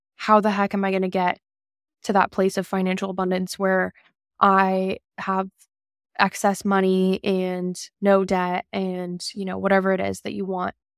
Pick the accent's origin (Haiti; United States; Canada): United States; Calabasas, California; I grew up in Calabasas